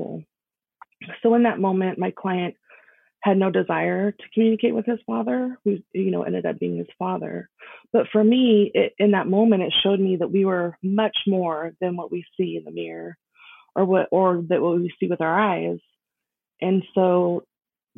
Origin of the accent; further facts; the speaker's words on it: Las Vegas, Nevada, United States; I was born and raised in Las Vegas.